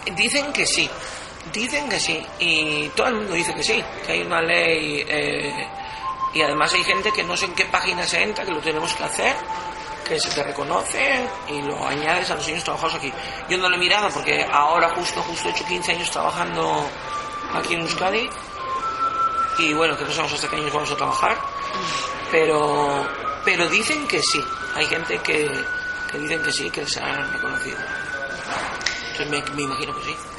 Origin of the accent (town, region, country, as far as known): Venezuela; born or raised there; moved away as an adult; now in Galdakao, Spain